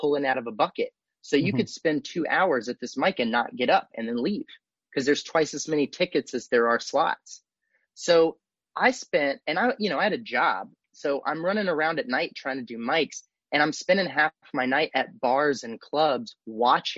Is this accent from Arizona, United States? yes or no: no; Austin, Texas, United States; also born or lived in Los Angeles; I'm from Austin originally. I grew up here. You know, I moved here when I was like six or seven, and I lived here all the way till I left for college.